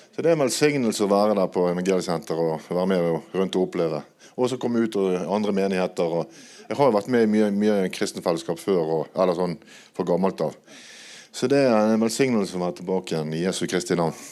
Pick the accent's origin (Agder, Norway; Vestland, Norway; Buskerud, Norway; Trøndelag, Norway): Vestland, Norway; Bergen; Jeg er eh, fra Bergen